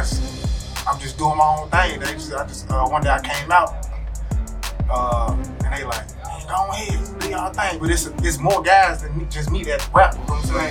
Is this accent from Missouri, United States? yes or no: no; Chicago, Illinois, United States; I'm born and raised in Chicago, Illinois. From out west